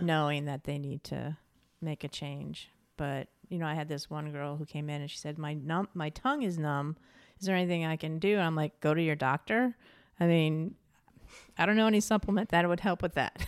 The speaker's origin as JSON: {"language": "English", "region": "New York", "country": "United States", "also_born_or_lived": "Santa Fe, New Mexico / California / Portland, Oregon", "moved": "yes", "said": "I'm originally from New York State, so lived in Santa Fe, New Mexico for a while"}